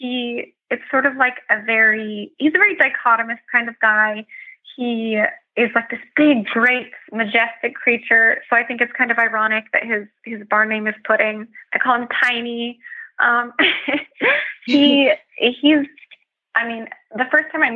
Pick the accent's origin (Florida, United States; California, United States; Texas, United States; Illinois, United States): California, United States; I'm from California, and I like to represent the West Coast